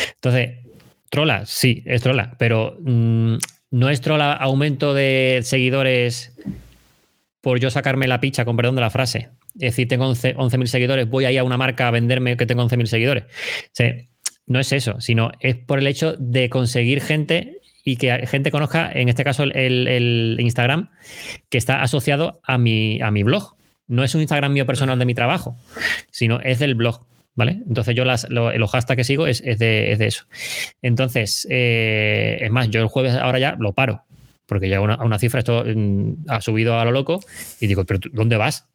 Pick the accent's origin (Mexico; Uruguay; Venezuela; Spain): Spain; Chiclana de la Frontera, Andalusia; moved away as an adult; soy de Chiclana, de Cádiz